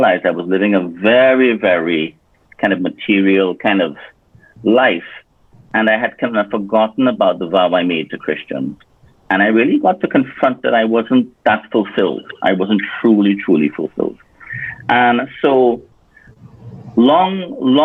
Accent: Point Fortin, Trinidad & Tobago; moved away as an adult; also born or lived in United States; I was raised in Trinidad and Tobago, in one of the villages called Point Fortin

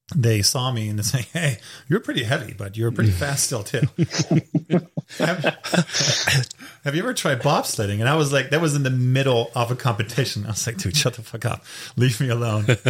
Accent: Hamburg, Germany; English is a second language; moved away as an adult; also born or lived in Raleigh, North Carolina, United States; now in United States; I'm born and raised in Germany in the northern part in Hamburg, lived there for 26 years of my life

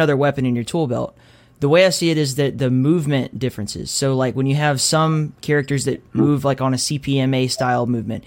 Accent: Alabama, United States; I was born in Alabama

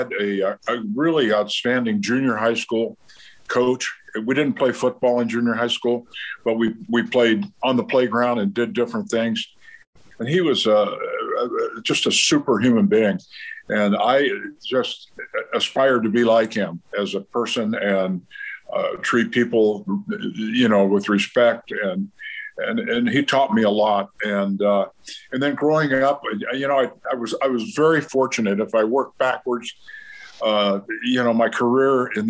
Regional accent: San Diego, California, United States; I ended up growing up in San Diego

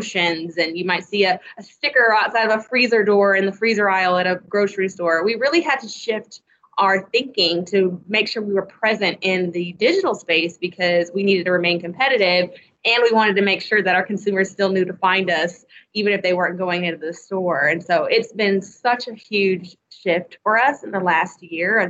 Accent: Bartlesville, Oklahoma, United States; moved away; I'm originally from Bartlesville, Oklahoma

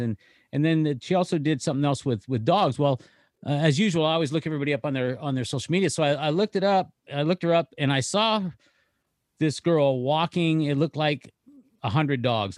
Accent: Northern California, United States; moved away; I'm from Northern California. I mean, I lived in California a lot of years.

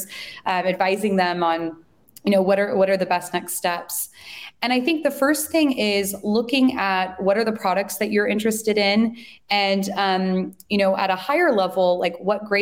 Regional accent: San Francisco Bay Area, California, United States; I'm originally from the Bay Area, but moved to the city shortly after finishing my master's program

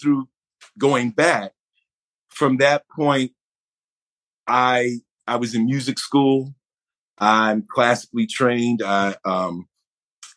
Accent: Buffalo, New York, United States; I was born in Buffalo, New York

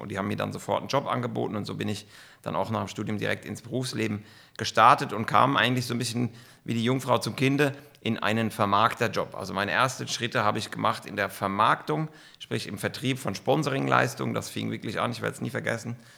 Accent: Kaiserslautern, Rhineland-Palatinate, Germany; moved away as an adult; now in Bern, Switzerland; Bin aufgewachsen und groß geworden in Kaiserslautern.

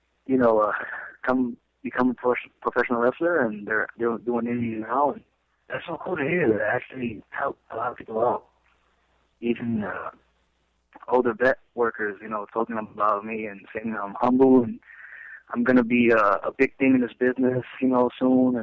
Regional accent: New York City, New York, United States; I came from Brooklyn

